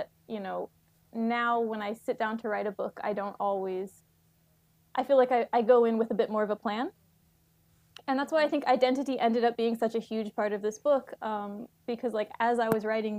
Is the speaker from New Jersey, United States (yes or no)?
no; Texas, United States; moved away as an adult; also born or lived in New York City; I'm from Texas. I'm going to say y'all